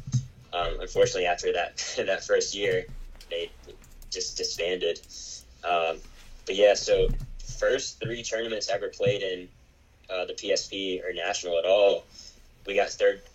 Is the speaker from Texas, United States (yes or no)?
no; Winston-Salem, North Carolina, United States; also born or lived in San Diego, California; now in Charlotte, United States; I'm originally from Winston-Salem, North Carolina, and then I now live in Charlotte, North Carolina. So I've been here most of my life, except I did live in San Diego for a little bit of time, and came back here to Charlotte.